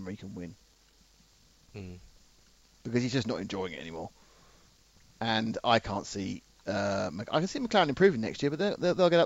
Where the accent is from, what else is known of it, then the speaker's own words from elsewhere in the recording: England, United Kingdom; I am English.